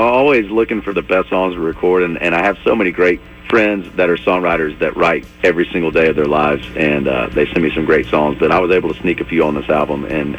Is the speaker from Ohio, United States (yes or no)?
no; Tullahoma, Tennessee, United States; I named the album Tullahoma because it is a tip of the hat to my hometown.